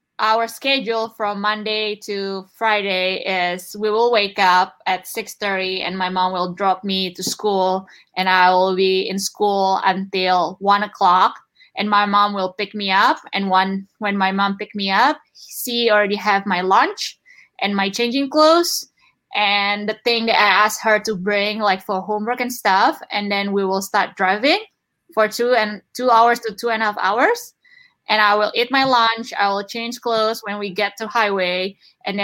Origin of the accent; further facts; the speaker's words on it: Indonesia; English is a second language; moved away as an adult; now in United States; I'm from Indonesia